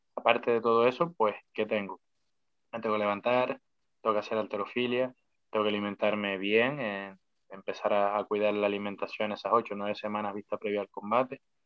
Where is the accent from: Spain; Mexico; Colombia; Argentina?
Spain; somos españoles